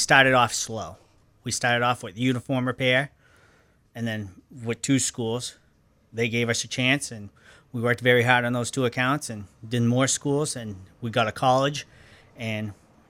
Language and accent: English; Lewiston, Maine, United States; I grew up in Lewiston.